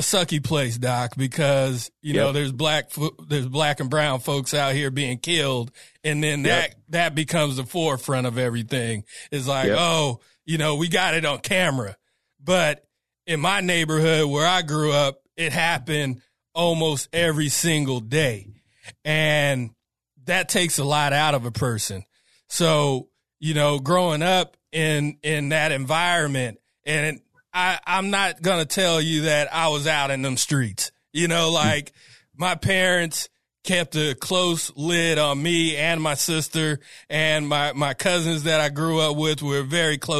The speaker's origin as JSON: {"language": "English", "town": "Sacramento", "region": "California", "country": "United States", "tie": "born or raised there", "said": "I'm from the Strawberry Manors, man, right outside of DPH"}